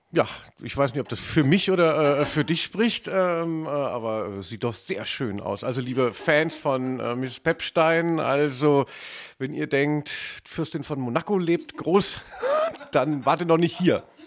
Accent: West Germany, Germany; als ähm, äh, Wessi

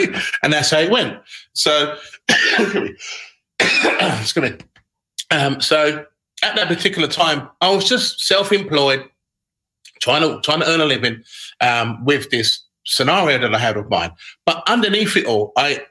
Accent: Sutton, London, United Kingdom; moved away as an adult; also born or lived in Brighton; I moved from South London, where I used to live, where I grew up with my family and my parents, a place called Rose Hill, in Surrey, Sutton, Surrey.

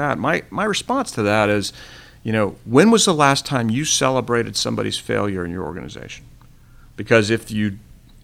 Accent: Florida, United States; I grew up in Florida.

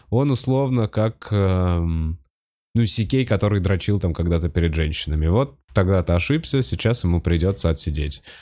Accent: Khabarovsk, Khabarovsk Krai, Russia; С Я вот сам из Хабаровска, и Хабаровск.

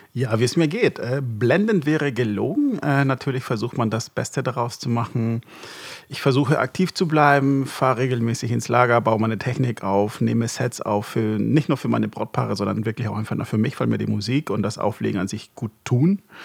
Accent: Hamburg, Germany; moved away as an adult; also born or lived in Marburg; ich bin in Hamburg groß geworden

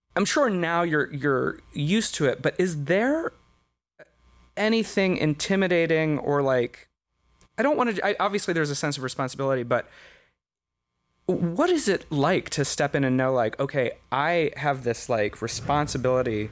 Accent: United States

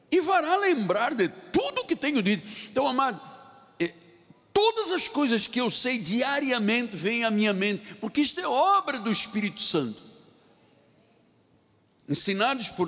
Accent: China; Portuguese is a second language; as pessoas dizem, o senhor é português? Eu falei, não, não, eu sou chinês. É o sotaque, me identifica.

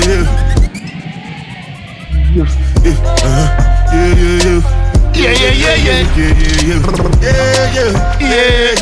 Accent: Jamaica; Jamaican men

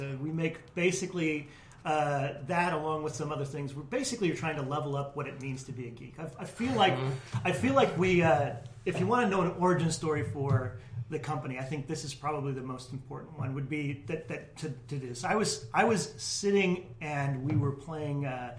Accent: Monroe, United States; I grew up in mostly in Monroe, actually. I would say Monroe

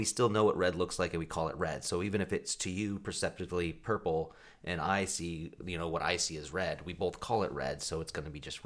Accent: Eugene, Oregon, United States; I was born and raised in the Northwest

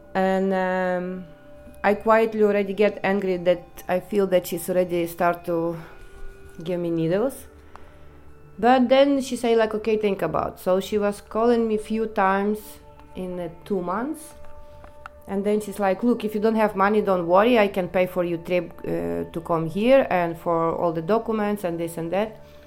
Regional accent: Ukraine; English is a second language; moved away as an adult; now in Netherlands; I come from Ukraine, but I'm not going to say exactly the place where I come from, but yeah, I come from Ukraine.

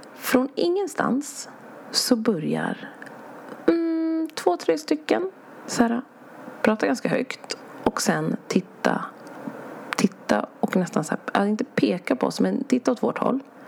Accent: Sweden; vi kommer från Sverige

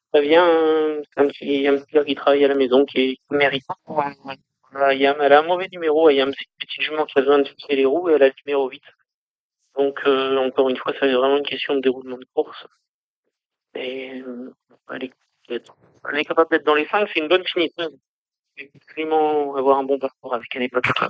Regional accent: the North, Hauts-de-France, France; moved away as an adult; on est originaire du Nord

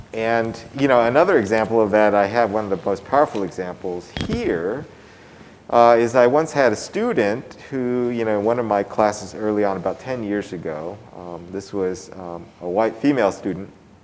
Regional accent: Oakland, California, United States; I grew up in Oakland, you know, some of my earliest memories, you know, my parents owned a grocery store in East Oakland, which is a predominantly African-American neighborhood

